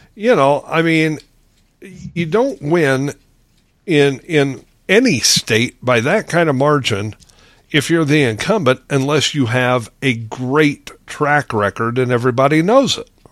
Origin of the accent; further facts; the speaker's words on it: Lincoln, Nebraska, United States; moved away as an adult; also born or lived in Phoenix, Arizona / Grand Canyon / Valentine, Nebraska; I grew up in Lincoln, Nebraska, 230 some thousand at the time